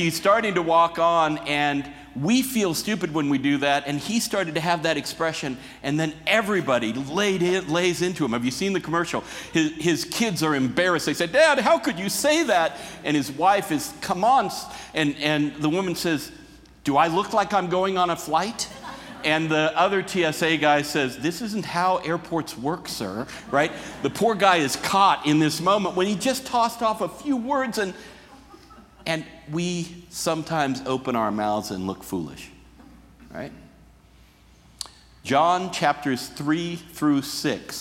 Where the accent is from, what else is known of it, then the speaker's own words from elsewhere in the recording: Oregon, United States; I grew up in Oregon